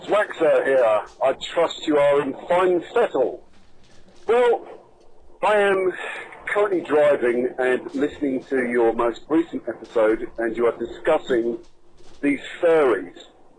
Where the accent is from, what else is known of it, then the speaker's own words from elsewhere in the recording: United Kingdom; As a Brit